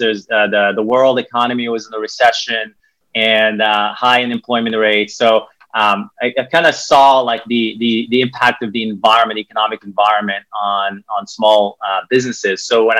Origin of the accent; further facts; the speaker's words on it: Morocco; English is a second language; So like I said, I'm originally from Morocco. I started my career in banking early age.